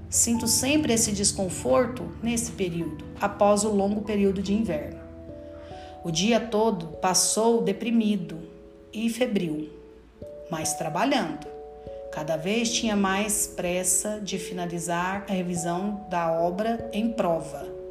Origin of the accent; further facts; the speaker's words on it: Brazil; como brasileiros que somos